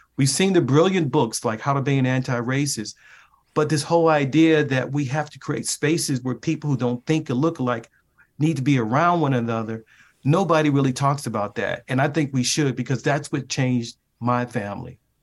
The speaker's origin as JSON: {"language": "English", "town": "Baltimore", "region": "Maryland", "country": "United States", "tie": "born or raised there", "moved": "yes", "said": "my hometown of Baltimore, Maryland, that took literally inside the neighborhood where I grew up."}